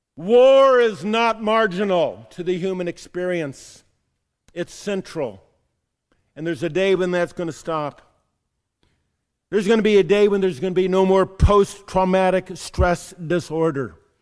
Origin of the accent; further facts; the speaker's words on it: San Diego, California, United States; moved away; Growing up in San Diego, California